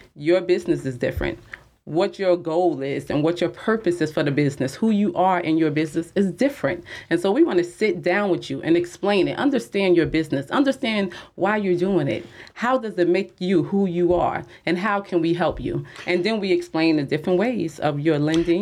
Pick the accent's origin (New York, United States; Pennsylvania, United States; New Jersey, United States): New Jersey, United States; Jersey City; I'm from Jersey City